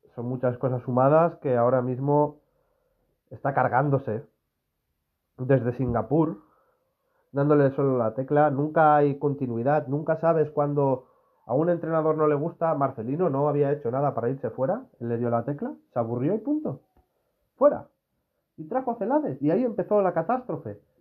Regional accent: Castellón, Valencian Community, Spain; es de mi tierra.

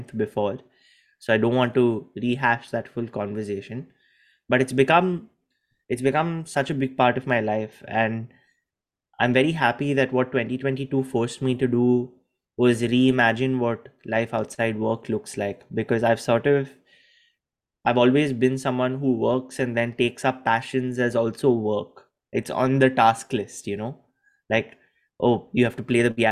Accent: India; moved away; also born or lived in Gujarat; I was very comfortable being Indian.

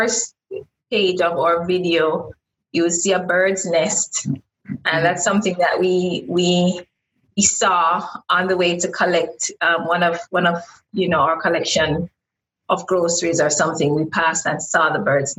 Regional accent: Westmoreland, Jamaica; moved away as an adult; also born or lived in Kingston, Jamaica; now in Wuhan, China; I'm from Westmoreland, which is far west.

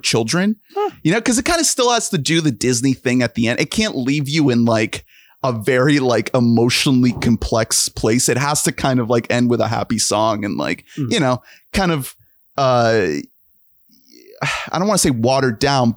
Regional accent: Colombia; I am from Colombia

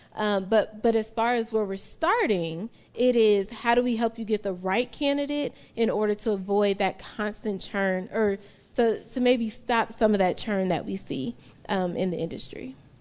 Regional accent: Chicago, Illinois, United States; now in Utah, United States; I'm a curly-haired black woman from Chicago

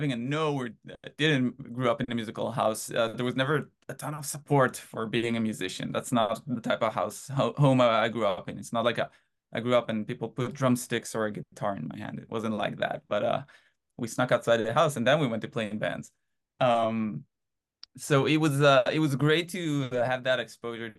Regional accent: Haifa, Haifa District, Israel; moved away as an adult; now in United States; originally I'm from a little city in Israel called Haifa. But yeah, born and raised in Israel and moved to the US in 2016.

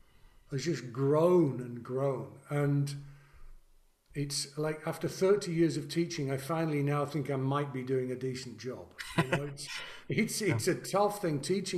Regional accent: England, United Kingdom; I'm also English, so I find it somewhat ungentlemanly to do it.

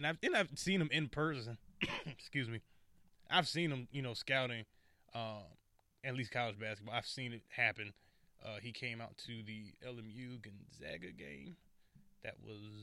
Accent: Detroit, Michigan, United States; my hometown, number eight, Detroit Pistons

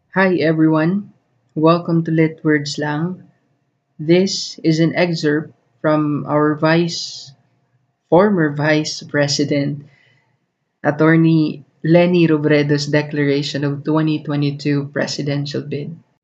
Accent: Philippines; as a Filipino citizen

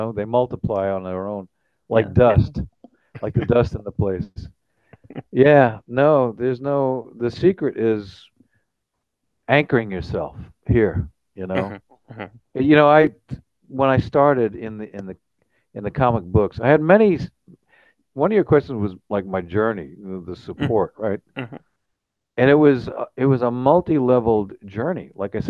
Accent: Long Island, New York, United States; I grew up in New York, Long Island, New York

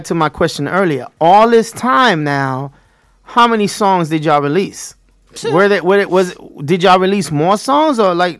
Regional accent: New York, United States; moved away; also born or lived in Florida; I grew up in New York, Brooklyn, East New York, Brownsville.

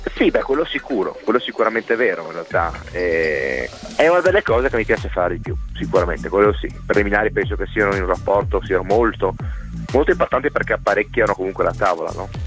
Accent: Cervignano del Friuli, Friuli-Venezia Giulia, Italy; also born or lived in Trieste; sono nato a Trieste ma abito da una vita, appunto da quando sono nato praticamente a Cervignano

